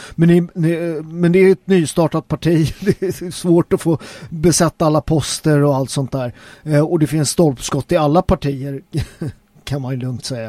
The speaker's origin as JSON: {"language": "Swedish", "country": "Sweden", "said": "Jag är svensk"}